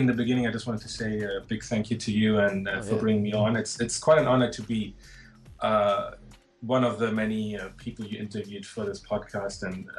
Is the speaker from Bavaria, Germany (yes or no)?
yes; a small town near Munich, Bavaria, Germany; I born and bred in Germany.